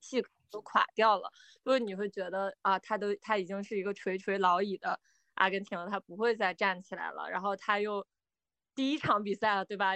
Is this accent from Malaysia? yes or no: no; China; 尤其是我们中国人对于这种第三世界的兄弟姐妹